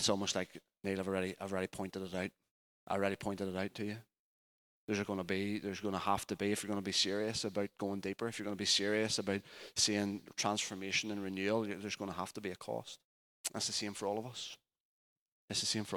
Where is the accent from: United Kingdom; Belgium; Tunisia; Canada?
United Kingdom; Richhill, Northern Ireland; I'll say Richill